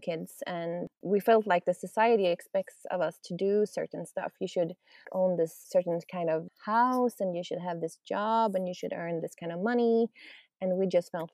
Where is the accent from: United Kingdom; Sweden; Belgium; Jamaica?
Sweden; We're from Sweden, so we've been up north in Sweden